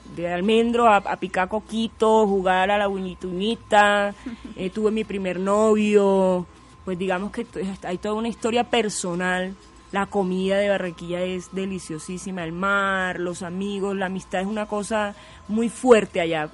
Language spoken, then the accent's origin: Spanish; Barranquilla, Atlántico, Colombia; moved away as an adult; also born or lived in Tumaco; now in Bogotá, Colombia; me sentía más barranquillera, porque yo nací, salí de Tumaco siendo bebé